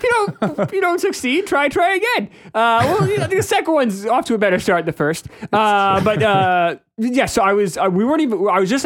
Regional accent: New Hampshire, United States; also born or lived in New York; I was born in New York. I lived in New York till I was 9. I moved to New Hampshire. I've always wanted to go back.

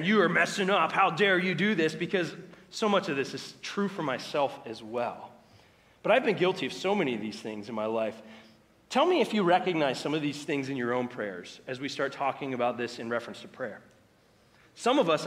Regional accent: United States; us as American Christians, because of our culture, what we have grown up

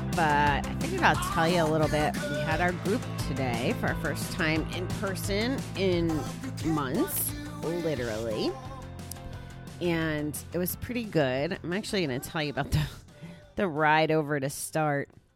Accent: Connecticut, United States; now in New York, United States; I was born and raised in Connecticut

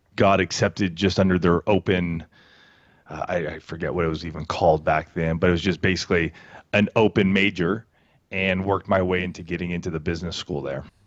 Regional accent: Banning, California, United States; also born or lived in Boulder, Colorado / Poway, California; In a small town called Banning, thirty minutes west of Palm Springs here in Southern California.

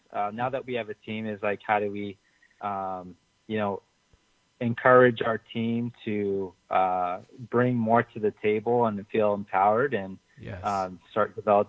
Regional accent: Orange County, California, United States

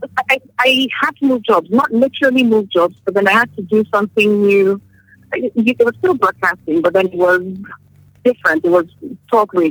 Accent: Nigeria; I'm from Nigeria.

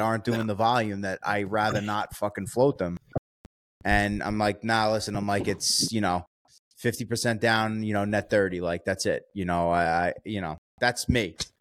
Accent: New York, United States; I'm from New York

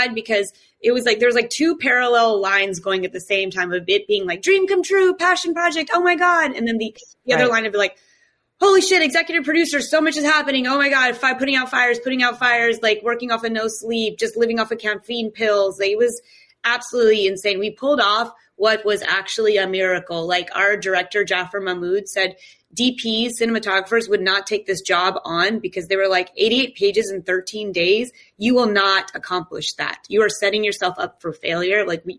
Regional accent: North Carolina, United States; North Carolina.

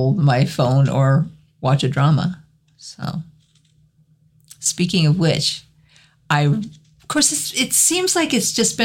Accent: Cheyenne, Wyoming, United States; I grew up in Cheyenne, so we had Frontier Days every year.

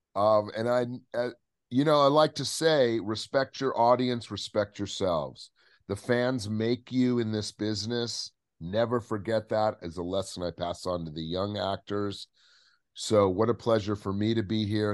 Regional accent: Southern California, United States; I grew up in Southern California

